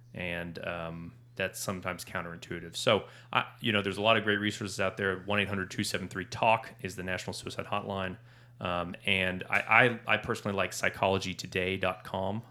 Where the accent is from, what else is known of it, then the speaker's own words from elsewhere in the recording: Norman, Oklahoma, United States; I grew up in Norman